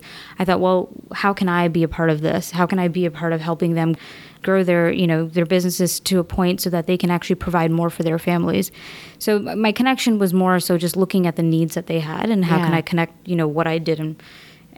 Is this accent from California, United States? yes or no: no; New York City, New York, United States; I'm a native New Yorker, born and brought up in Queens